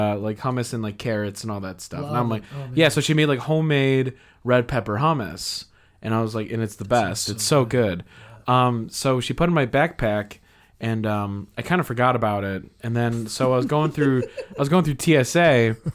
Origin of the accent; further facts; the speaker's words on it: Chicago, Illinois, United States; I'm from Chicago